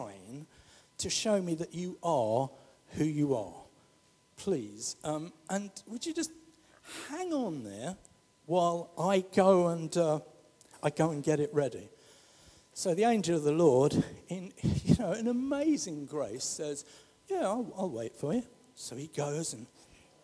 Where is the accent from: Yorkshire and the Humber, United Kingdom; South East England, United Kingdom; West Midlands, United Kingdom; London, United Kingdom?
London, United Kingdom; I come from the St. Helier estate